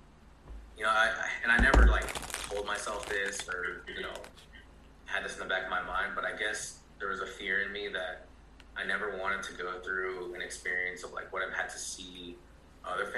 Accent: San Ramon, California, United States; also born or lived in Alameda, California; now in Brentwood, United States; I grew up in San Ramon until I was about 15 or so

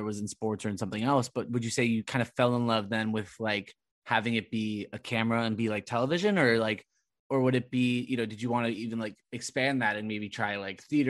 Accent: Southern California, United States; born or raised there

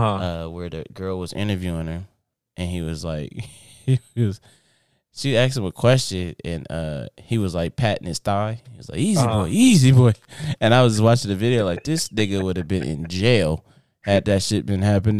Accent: Inglewood, California, United States; So like I grew up in Inglewood.

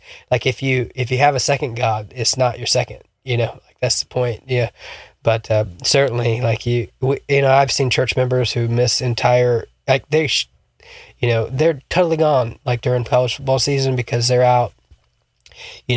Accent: Alabama, United States; also born or lived in South Florida; we moved to Alabama from South Florida

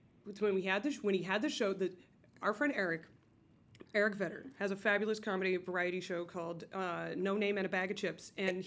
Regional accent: Concord, Massachusetts, United States; moved away as an adult; now in New York, United States; I am not a New York native. I grew up in the Boston area. I grew up in Concord, Massachusetts.

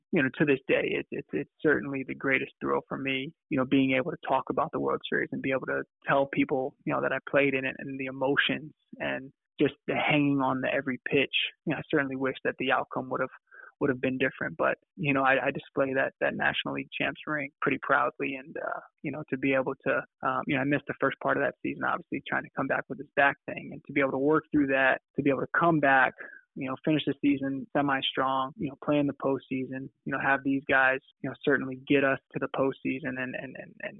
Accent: Virginia Beach, Virginia, United States; And I grew up in the Virginia Beach area of Virginia.

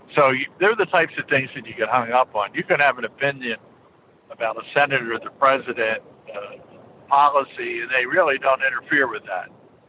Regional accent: Philadelphia, Pennsylvania, United States; born there; I was born in Philadelphia, so I must say, from a basically a blue collar environment, the agency was not high on my radar.

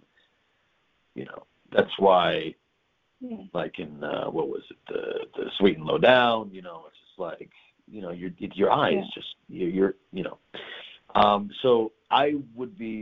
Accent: New York, United States; now in United Kingdom; I'm a New Yorker.

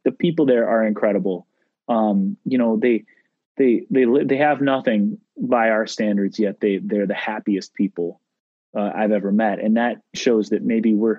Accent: Midwest, United States; I grew up in the Midwest, white-tailed deer and fishing and grouse and ducks and pheasants.

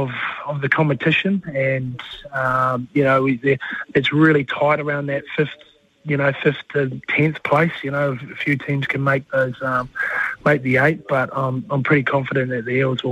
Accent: New Zealand; I'm the Kiwi

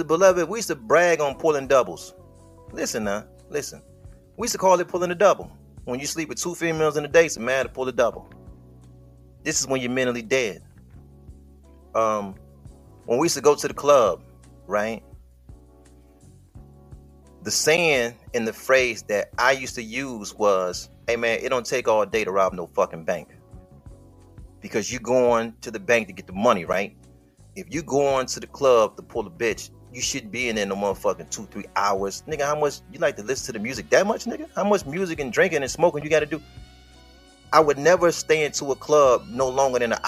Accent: Detroit, Michigan, United States; I'm from Detroit

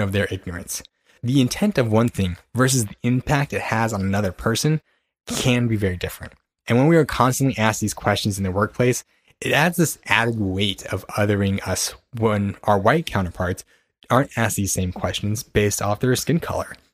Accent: California, United States; where are you really from? And then I say California

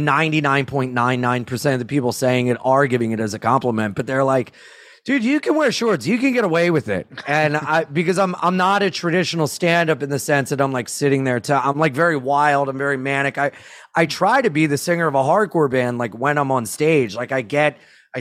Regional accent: Jacksonville, United States; we're from Jacksonville

